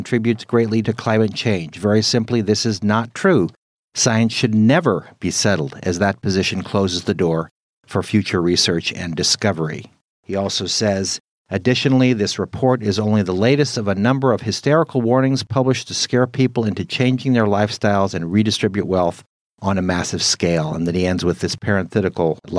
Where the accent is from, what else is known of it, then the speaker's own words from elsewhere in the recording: California, United States; now in Midwest, United States; I was born and raised in California